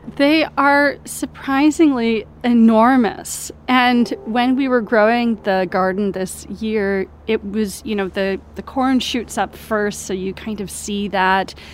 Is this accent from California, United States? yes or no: no; Hawaii, United States; moved away; I'm Hawaiian